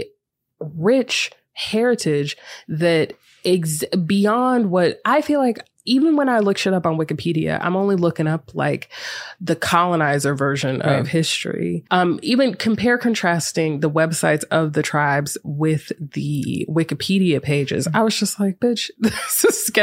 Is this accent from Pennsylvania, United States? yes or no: no; Greensboro, North Carolina, United States; moved away; I'm from Greensboro